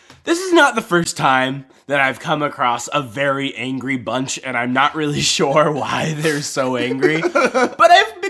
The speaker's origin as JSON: {"language": "English", "town": "Tampa", "region": "Florida", "country": "United States", "said": "I'm from Tampa."}